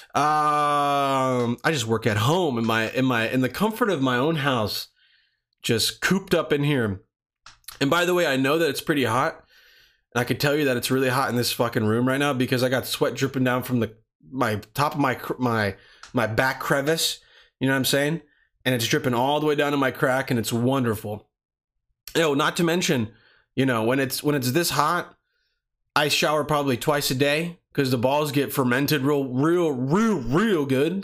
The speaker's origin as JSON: {"language": "English", "region": "Pennsylvania", "country": "United States", "tie": "born or raised there", "said": "I was growing up in Pennsylvania"}